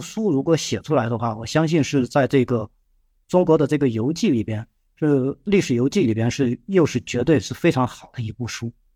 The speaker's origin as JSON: {"language": "Chinese", "country": "China", "said": "我们中国人"}